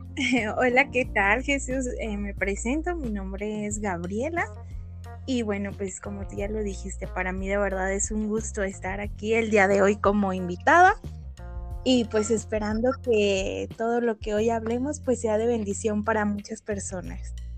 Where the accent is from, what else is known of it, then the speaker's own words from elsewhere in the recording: Guadalajara, Jalisco, Mexico; soy de Guadalajara, Jalisco y, pues aquí resido.